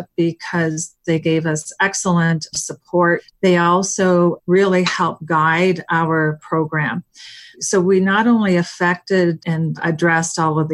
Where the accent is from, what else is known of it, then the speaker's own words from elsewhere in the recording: East Coast, United States; moved away as an adult; also born or lived in Seattle; I'm from the East Coast, and I was moving to the West Coast